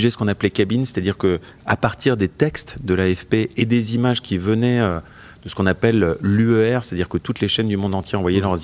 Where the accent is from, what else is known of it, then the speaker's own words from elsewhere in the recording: Bois-d'Amont, Bourgogne-Franche-Comté, France; also born or lived in Switzerland; parce que j'étais originaire du Jura, du village de Bois d'Amont, qui est un village où il n'y avait pas de maternité